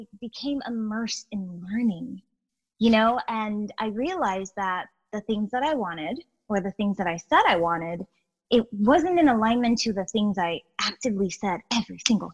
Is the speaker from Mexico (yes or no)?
no; Guyana; I'm from South America, I was born in Guyana.